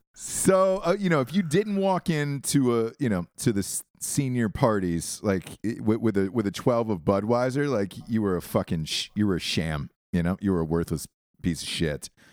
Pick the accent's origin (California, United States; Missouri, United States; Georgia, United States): Georgia, United States; I'm from Georgia